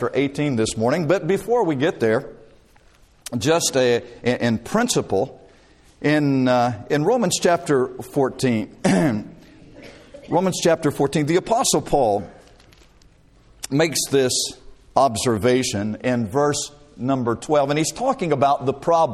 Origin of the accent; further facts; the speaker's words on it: Dothan, Alabama, United States; I grew up in Dothan, Alabama, and lived there all of my life until I went away to college